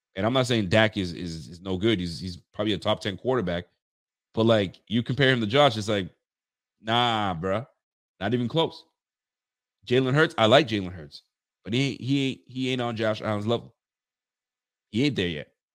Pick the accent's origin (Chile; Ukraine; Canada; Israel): Canada; Ontario; now in Nova Scotia, Canada; I'm from Canada, brother. Born and raised in Ontario, and, uh, I'm living in, uh, Nova Scotia now.